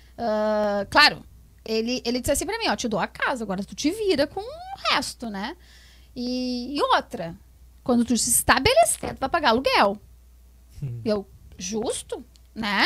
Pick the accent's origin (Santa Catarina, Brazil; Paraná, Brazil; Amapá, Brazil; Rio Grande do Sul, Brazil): Rio Grande do Sul, Brazil; Alvorada; also born or lived in Porto Alegre; eu nasci em Porto Alegre, nasci né? Em Porto Alegre. Mas uh, moro na Alvorada, acho que com uns 3, 4 anos eu vim morar pra cá.